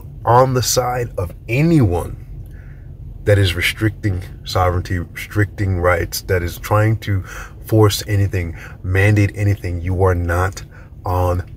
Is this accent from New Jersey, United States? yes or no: no; New York, United States; I'm from New York